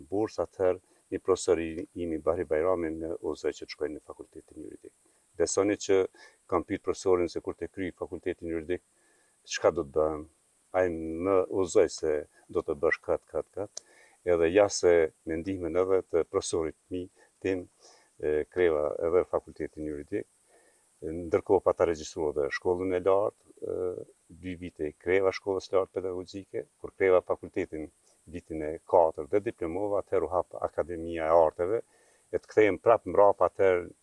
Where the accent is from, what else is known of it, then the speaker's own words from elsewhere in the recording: Prapashticë, Kosovo; në fshatin tim prapashtic, vendindin pikrish në vendit ku kom lind